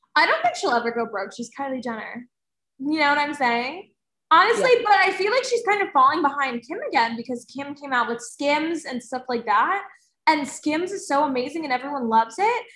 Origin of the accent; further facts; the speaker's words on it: New Jersey, United States; I'm from New Jersey